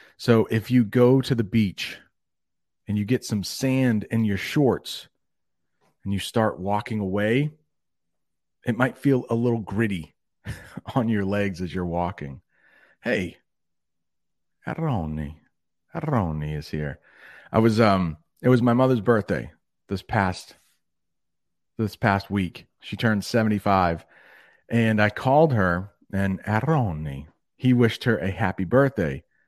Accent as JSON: {"language": "English", "country": "United States", "said": "I'm one American"}